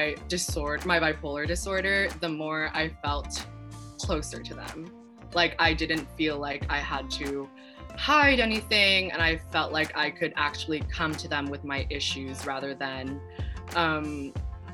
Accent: San Jose, California, United States; I am from San Jose, California

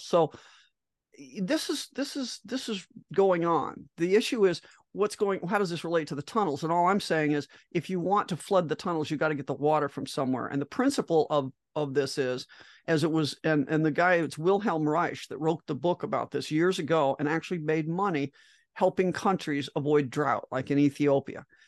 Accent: Great Plains, Midwest, United States; I grew up in Lightning City. I mean, I'm in the Midwest, in the Great Plains

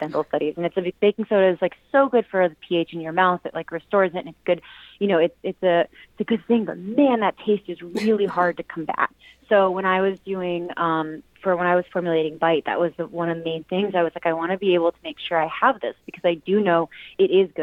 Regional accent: Virginia, United States; now in California, United States; I'm originally from Virginia

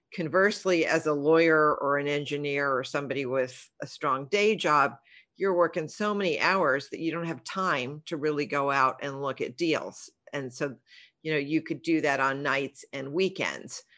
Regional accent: Los Angeles, California, United States; We grew up in the San Fernando Valley

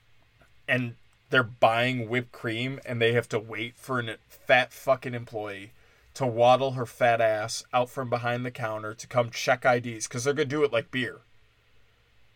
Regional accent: Wisconsin, United States; I'm from Wisconsin

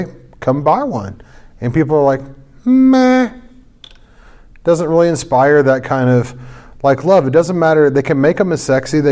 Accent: St. Louis, Missouri, United States; I'm from St. Louis

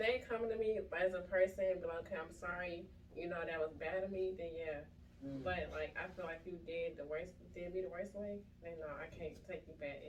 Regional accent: Clayton County, Georgia, United States; also born or lived in Iowa; I was born here

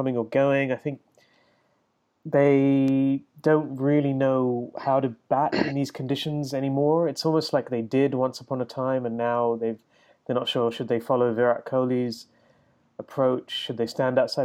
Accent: Chennai, Tamil Nadu, India; my hometown of Madras

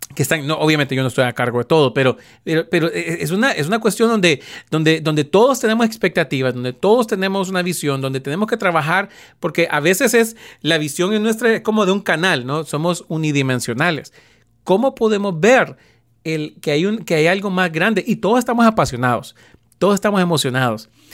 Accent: Honduras; en Honduras, de donde yo soy originario

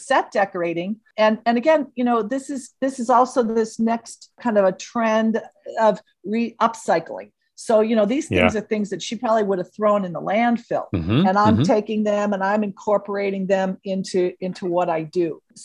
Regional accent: Northbrook, Illinois, United States; Growing up in Chicago, grew up in Northbrook

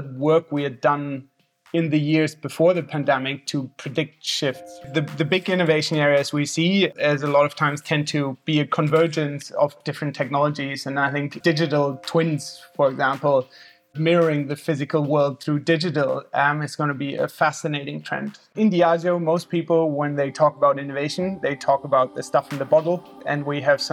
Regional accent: Germany; accent: slightly confusing accent; moved away as an adult; also born or lived in Boston, United States; I was born in Germany, mostly grew up in Germany, and studied in Boston at Tufts University

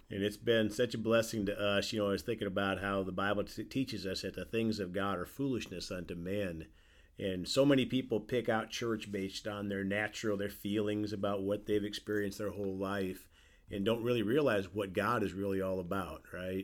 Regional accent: South Dakota, United States; also born or lived in Indiana; now in Evansville, United States; my home state of South Dakota

